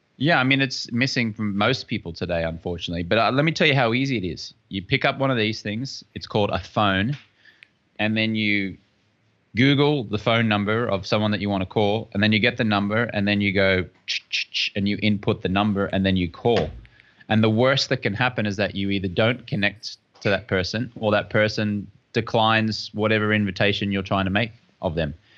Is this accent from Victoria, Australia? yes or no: no; Brisbane, Queensland, Australia; moved away as an adult; also born or lived in London, England; I'm from Brisbane, Australia